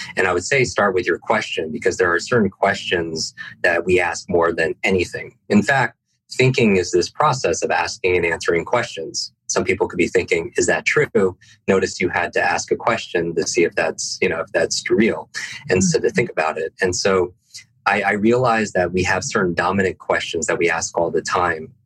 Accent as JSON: {"language": "English", "region": "Northeast", "country": "United States", "tie": "born or raised there", "said": "I I grew up in the Northeast"}